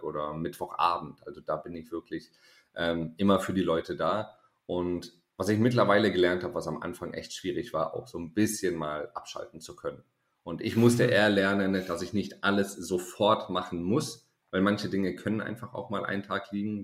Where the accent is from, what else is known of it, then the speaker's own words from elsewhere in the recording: Konstanz, Baden-Württemberg, Germany; BWL-Studium zu Hause in meiner Heimatstadt in Konstanz